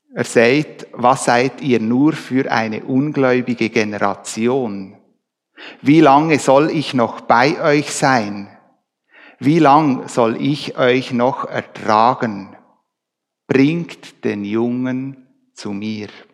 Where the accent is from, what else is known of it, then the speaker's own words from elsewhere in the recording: Switzerland; Wir Schweizer